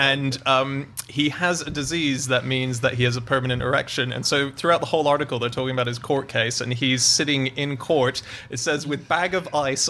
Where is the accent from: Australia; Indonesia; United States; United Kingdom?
Australia; moved away; also born or lived in Hong Kong; So I grew up in Australia after I took the money and run from Hong Kong.